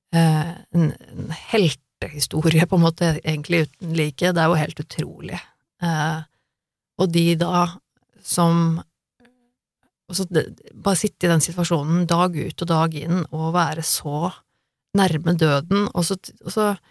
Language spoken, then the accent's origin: Norwegian; Norway; jeg er født og oppvokst i Norge